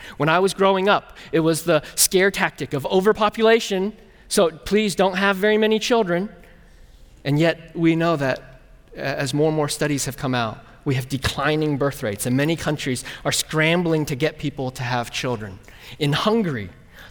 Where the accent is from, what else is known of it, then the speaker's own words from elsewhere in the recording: California, United States; also born or lived in Burnsville; now in Midwest, United States; I'm from California